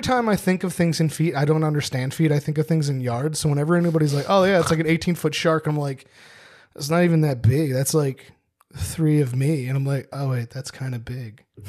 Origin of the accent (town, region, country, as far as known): New Jersey, United States